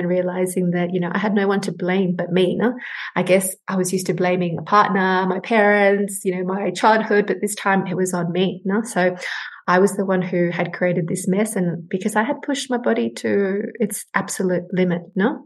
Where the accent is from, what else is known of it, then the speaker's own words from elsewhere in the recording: Sydney, New South Wales, Australia; moved away as an adult; now in Peru; So I was born here in Peru, and in the 90s, when terrorism broke out, my family and I migrated to Australia. Hence my accent.